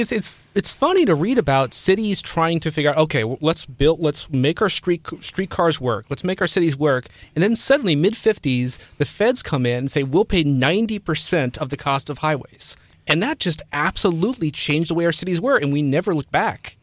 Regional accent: Cincinnati, Ohio, United States; moved away; I'm from Cincinnati

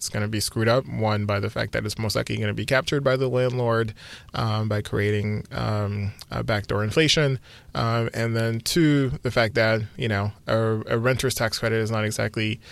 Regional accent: Texas, United States; I'm from Texas

